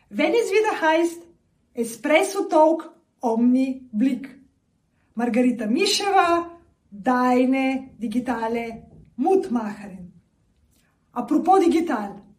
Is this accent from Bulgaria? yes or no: yes; Bulgaria; German is a second language; ich komme aus Bulgarien, äh, wie, die, wie du auch weißt, und die viele, und wir haben nach dem 89 äh, quasi immer wieder unterschiedliche sozusagen Situationen in ein paar Jahren danach gemeistert. Und es war eine Zeit, auch in Sofia, in dem Hauptstadt